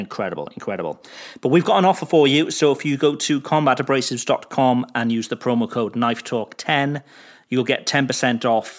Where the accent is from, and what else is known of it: Cardiff, Wales, United Kingdom; born or raised there; moved away